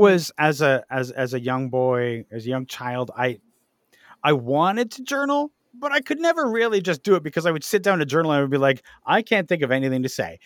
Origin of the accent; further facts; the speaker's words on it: Ajax, Ontario, Canada; I spent my teenage years in Ajax